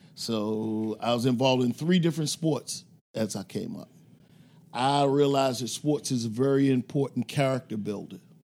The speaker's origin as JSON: {"language": "English", "town": "Philadelphia", "region": "Pennsylvania", "country": "United States", "tie": "born or raised there", "said": "I grew up in North Philadelphia, uh, in a black and Jewish con-, neighborhood"}